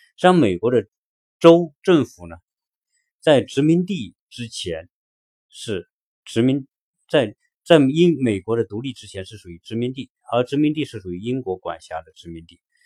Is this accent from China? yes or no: yes; China; now in United States